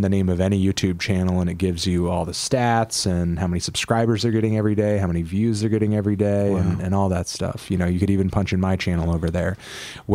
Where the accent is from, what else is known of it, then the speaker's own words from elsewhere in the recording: Connecticut, United States; I'm from Connecticut. I'm a New Englander. Through and through